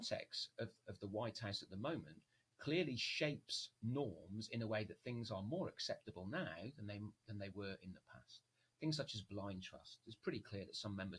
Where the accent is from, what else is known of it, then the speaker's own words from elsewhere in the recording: United Kingdom; as a Brit